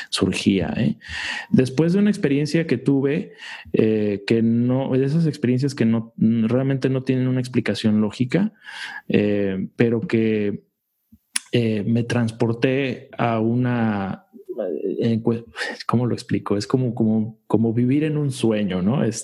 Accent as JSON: {"language": "Spanish", "country": "United States", "tie": "born or raised there", "said": "Yo creo que muchos los que crecimos eh, acá en Estados Unidos ya con otra, con otra, a lo mejor con otra perspectiva"}